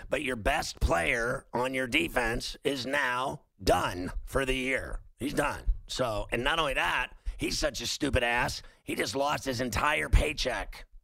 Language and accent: English; Chicago, Illinois, United States; now in Tulsa, United States; Tulsa, but I'm I'm originally from Chicago